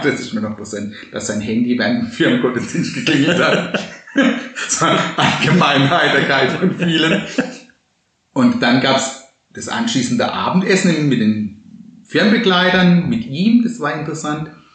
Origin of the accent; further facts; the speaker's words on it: Baden-Baden deanery, Baden-Württemberg, Germany; moved away; bei uns im Dekanat Baden-Baden, wo ich herkomme.